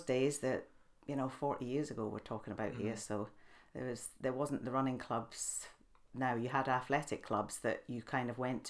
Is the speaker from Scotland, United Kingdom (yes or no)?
yes; Edinburgh, Scotland, United Kingdom; moved away as an adult; also born or lived in Channel Islands; now in Southsea, United Kingdom; Well, I'm from Edinburgh, which you might know by the accent. Lived down here for about 30 odd years now. My husband's from Edinburgh as well, but we couldn't find any work up there.